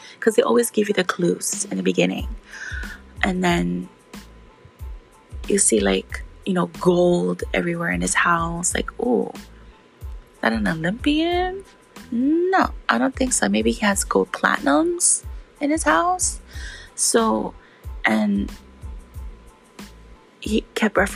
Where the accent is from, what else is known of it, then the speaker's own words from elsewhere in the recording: Hawaii, United States; I grew up in Hawaii and I still live in Hawaii